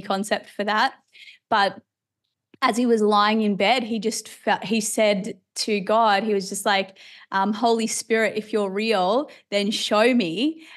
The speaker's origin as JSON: {"language": "English", "country": "Australia", "tie": "born or raised there", "also_born_or_lived": "Ireland", "said": "we moved to Australia when I was about eight or nine years old. Uh, so now I'm an Aussie citizen."}